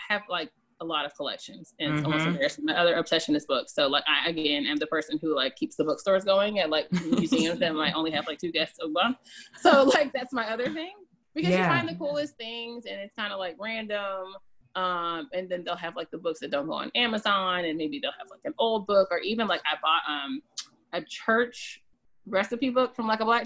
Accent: the South, United States; I'm from the South. I live on the coast.

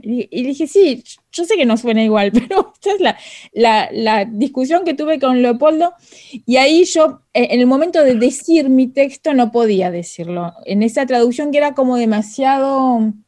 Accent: Argentina; first language Spanish; now in Paris, France; hace mucho que me fui de Argentina, pero es verdad que es mi lengua materna

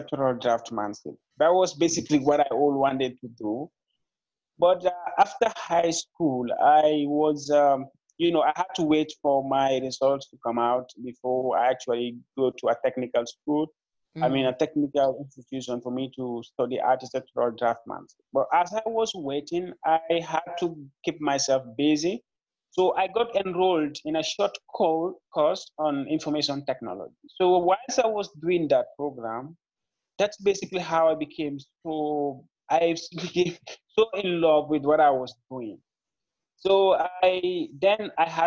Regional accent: Gambia; also born or lived in Serekunda, Gambia; I'm a young Gambian entrepreneur. I was born and raised in the Gambia.

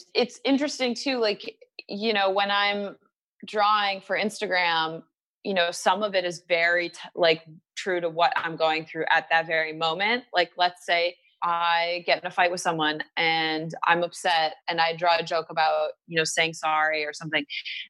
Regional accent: Michigan, United States; Yes. I'm from Michigan.

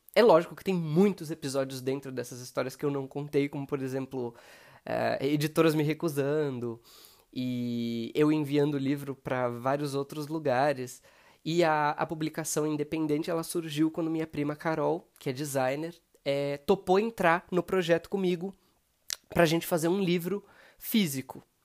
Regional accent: São Paulo, Brazil; eu tenho 28 anos, sou de São Paulo.

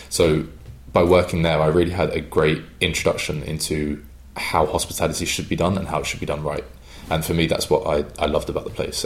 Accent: London, United Kingdom; accent: English; moved away as an adult; also born or lived in Cheltenham; coming from and growing up in the London area

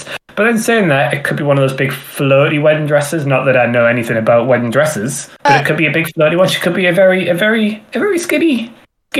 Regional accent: Newcastle upon Tyne, North East England, United Kingdom; I am a Geordie. It's Geordie energy.

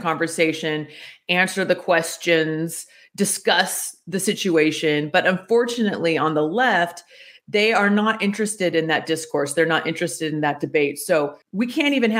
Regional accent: United States

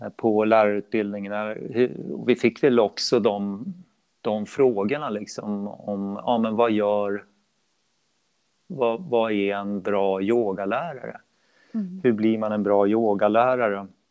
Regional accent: Uppsala, Uppsala County, Sweden; sen började jag starta egna klasser i Uppsala mm. där jag är född och uppvuxen

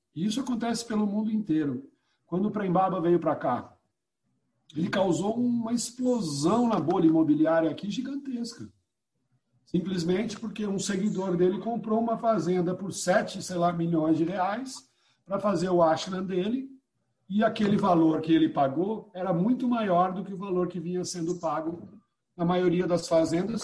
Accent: Piracicaba, São Paulo, Brazil; moved away as an adult; also born or lived in Brasília; now in Alto Paraíso de Goiás, Brazil; eu sou de Piracicaba

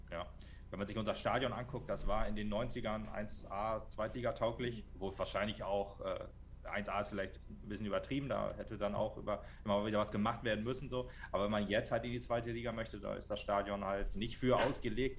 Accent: Meppen, Lower Saxony, Germany; ich komme aus Metten

